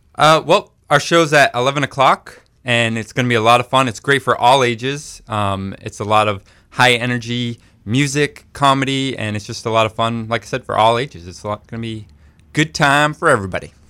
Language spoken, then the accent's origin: English; Maine, United States; we grew up right here in Maine